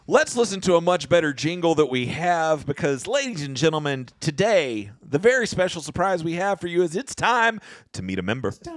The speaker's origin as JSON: {"language": "English", "region": "South Georgia", "country": "United States", "tie": "born or raised there", "said": "for people who grew up in South Georgia"}